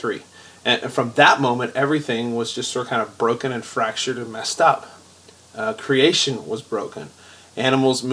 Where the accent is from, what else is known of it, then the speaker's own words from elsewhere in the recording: United States; we're Americans. We live in America